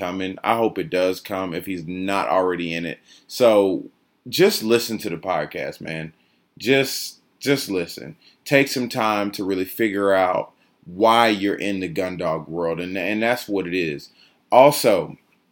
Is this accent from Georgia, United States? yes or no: yes; Georgia, United States; I'm from Georgia